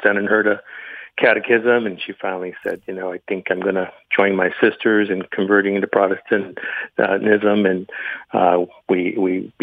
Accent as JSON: {"language": "English", "town": "Los Angeles", "region": "California", "country": "United States", "tie": "born or raised there", "said": "I was born in Southern California, Los Angeles, to a Catholic family. Was raised in the Catholics church"}